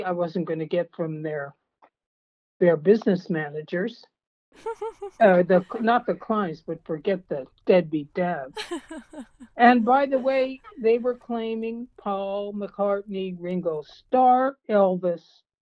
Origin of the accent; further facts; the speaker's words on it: Canada; moved away; also born or lived in California; I was born in Canada and defected during a terrible blizzard